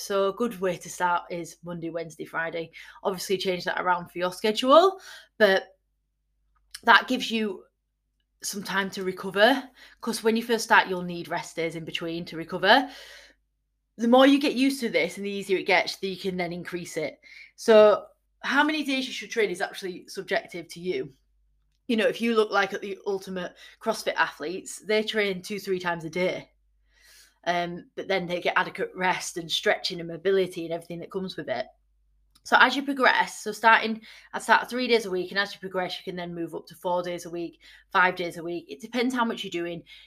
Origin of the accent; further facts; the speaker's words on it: Yorkshire and the Humber, United Kingdom; I'm from Yorkshire